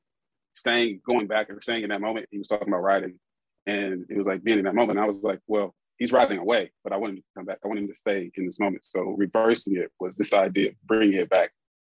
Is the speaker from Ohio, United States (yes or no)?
yes; Columbus, Ohio, United States; I'm from here. I'm from Columbus